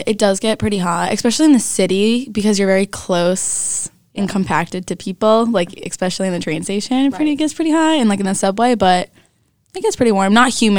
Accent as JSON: {"language": "English", "area": "Long Island", "region": "New York", "country": "United States", "said": "I'm a senior here at High Point University. I am from New York, specifically Long Island, so I'm 45 minutes away from the city by train and an hour by car."}